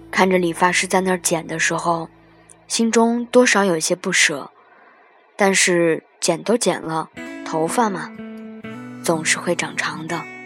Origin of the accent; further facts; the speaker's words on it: the Northwest, Northwest China, China; moved away; 我这个来自西北的妹子